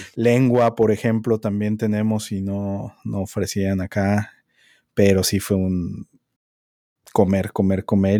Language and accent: Spanish; Mexico City, Mexico; yo soy chilango, güey, y me tocó construcción de segundo piso, moverme del norte del DF al sur del DF